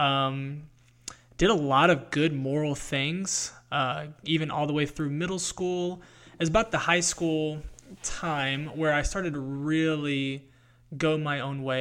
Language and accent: English; North Carolina, United States; I grew up in North Carolina